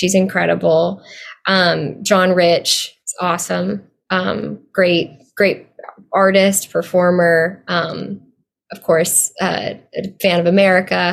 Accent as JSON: {"language": "English", "region": "Arkansas", "country": "United States", "tie": "born or raised there", "said": "I grew up in Arkansas"}